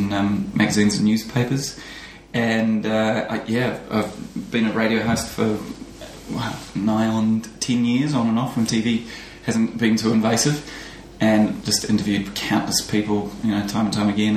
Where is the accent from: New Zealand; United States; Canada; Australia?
New Zealand; Being a New Zealander